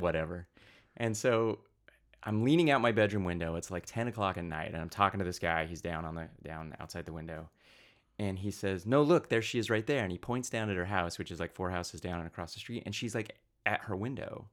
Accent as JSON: {"language": "English", "area": "Pocatello", "region": "Idaho", "country": "United States", "tie": "born or raised there", "said": "I grew up in southeast Idaho"}